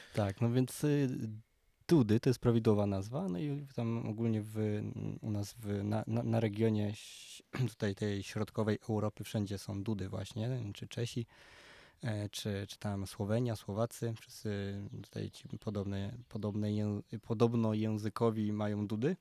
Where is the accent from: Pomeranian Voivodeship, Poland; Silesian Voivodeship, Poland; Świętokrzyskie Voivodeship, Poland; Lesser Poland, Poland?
Silesian Voivodeship, Poland; Częstochowa; also born or lived in Wrocław; now in Kondratów, Poland; u nas w Częstochowie jest orkiestra